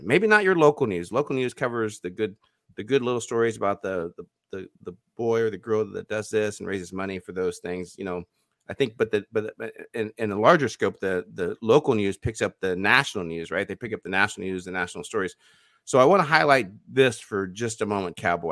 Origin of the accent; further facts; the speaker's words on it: United States; as an American